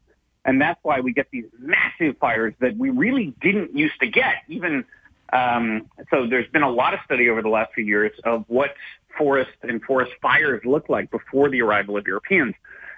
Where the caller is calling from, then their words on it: Victoria, British Columbia, Canada; So I'm speaking here from Victoria. Victoria, the only reason it's here, why the BC capital is here